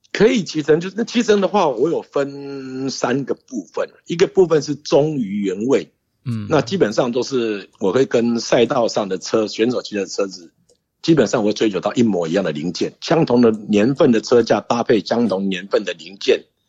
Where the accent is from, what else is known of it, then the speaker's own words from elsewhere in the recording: Taiwan; also born or lived in Japan; 跟我回家台湾